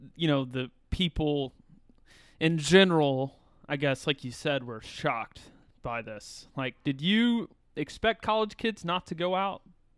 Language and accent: English; South Carolina, United States; I was from South Carolina, so I could do that.